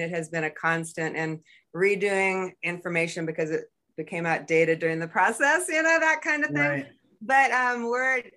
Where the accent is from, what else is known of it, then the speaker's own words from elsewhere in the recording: California, United States; moved away as an adult; now in Two Rivers, Alaska, United States; I grew up in California